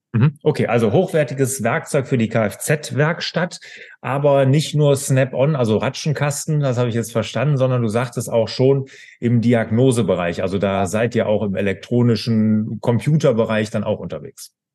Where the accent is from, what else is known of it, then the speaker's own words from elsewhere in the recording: Bergisches Land, North Rhine-Westphalia, Germany; ich komme ja so aus dem Bergischen